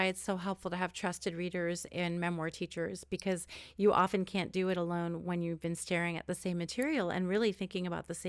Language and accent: English; New York City, New York, United States; I'm from Queens